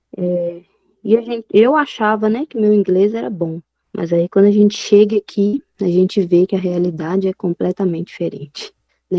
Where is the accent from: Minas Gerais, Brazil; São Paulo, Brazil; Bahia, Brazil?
Minas Gerais, Brazil; Belo Horizonte; moved away as an adult; now in South Africa; eu sou de Minas, né? Sou de BH. Eu saí de Minas no dia 23